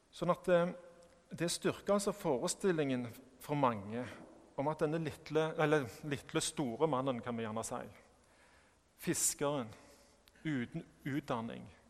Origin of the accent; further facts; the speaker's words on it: Sandnes, Rogaland, Norway; jeg kommer fra Sandnes eh, og ikke fra Stavanger. At jeg er norsk